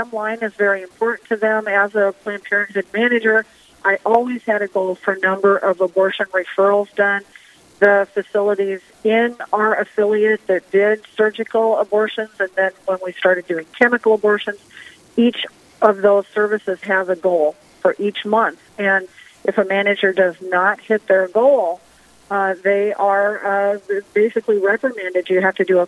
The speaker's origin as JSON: {"language": "English", "town": "Storm Lake", "region": "Iowa", "country": "United States", "tie": "born or raised there", "said": "I was born and raised in Storm Lake, Iowa. That's my hometown"}